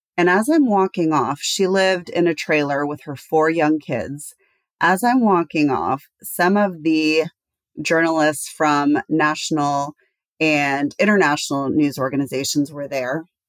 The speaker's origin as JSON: {"language": "English", "region": "Texas", "country": "United States", "tie": "born or raised there", "said": "I grew up in Texas and I spent all of my summers in Kosovo"}